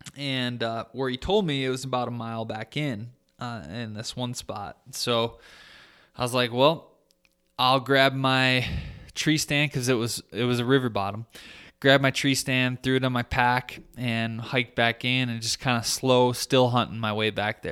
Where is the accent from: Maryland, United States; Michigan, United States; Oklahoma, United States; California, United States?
Michigan, United States; my home state of Michigan